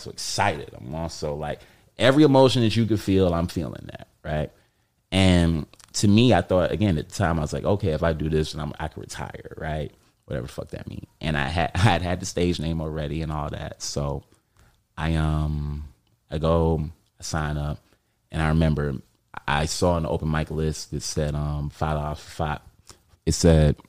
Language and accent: English; New York City, New York, United States; I'm from Harlem